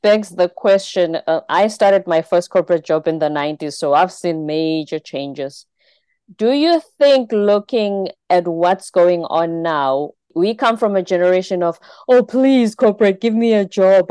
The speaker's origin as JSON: {"language": "English", "country": "South Africa", "said": "my home country in South Africa"}